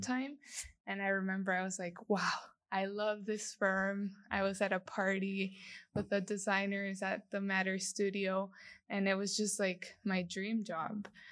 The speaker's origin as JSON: {"language": "English", "country": "El Salvador", "tie": "born or raised there", "also_born_or_lived": "Lafayette, Louisiana, United States", "moved": "as an adult", "said": "I was born and raised in El Salvador."}